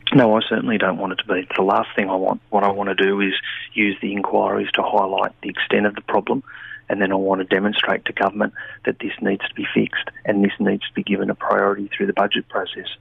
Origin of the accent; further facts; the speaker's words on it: Wollongong, New South Wales, Australia; where I am from Wollongong